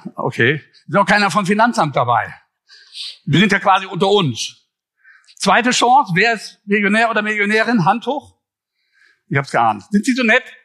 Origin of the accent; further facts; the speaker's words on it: Ruhr area, North Rhine-Westphalia, Germany; accent: Ruhrgebiet; also born or lived in Düsseldorf; ich komme aus dem Ruhrgebiet, das hört man ja auch.